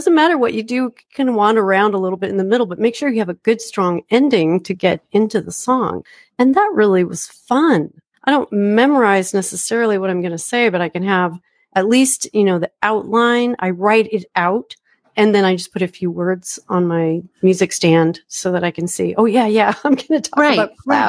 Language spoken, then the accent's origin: English; Portland, Oregon, United States; I'm from Portland, Oregon, and we have a lot of clouds.